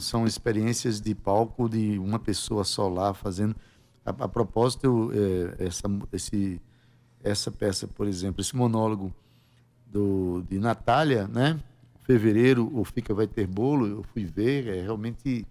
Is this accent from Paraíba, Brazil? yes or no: yes; Paraíba, Brazil; Onde a gente vai, a gente vai como paraibano